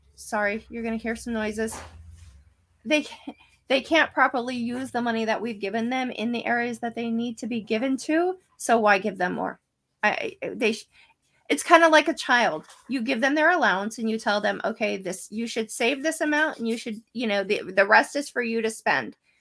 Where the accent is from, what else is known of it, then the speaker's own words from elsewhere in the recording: State College, Pennsylvania, United States; I grew up in State College.